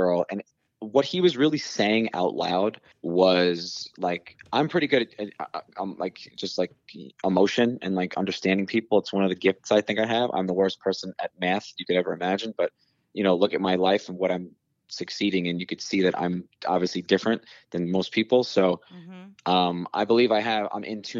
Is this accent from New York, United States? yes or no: yes; New York City, New York, United States; growing up on Staten Island